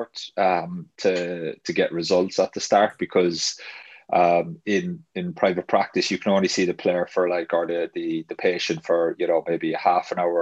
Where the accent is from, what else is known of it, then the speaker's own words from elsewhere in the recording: Ireland; now in Huddersfield, United Kingdom; I'm Irish